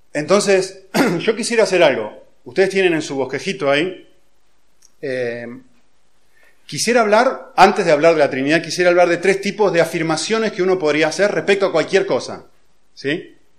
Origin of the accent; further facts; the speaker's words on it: Argentina; yo nací en Argentina, hace unos cuantos años ya